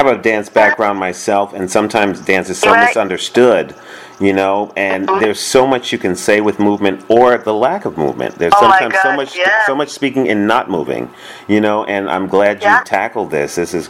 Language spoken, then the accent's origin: English; New York, United States; I'm from New York myself.